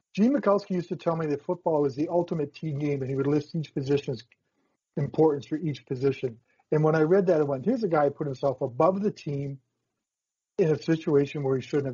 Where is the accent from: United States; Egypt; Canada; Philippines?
Canada; Saskatchewan; I was from Saskatchewan